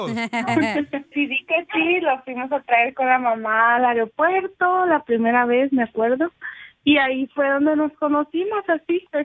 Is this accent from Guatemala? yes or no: yes; Guatemala; yo vivo en Guatemala, yo soy los dos somos de Guatemala